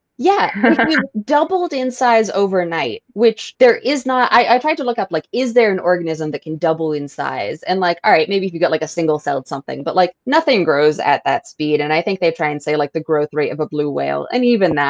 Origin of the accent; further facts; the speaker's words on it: Massachusetts, United States; I'm from Massachusetts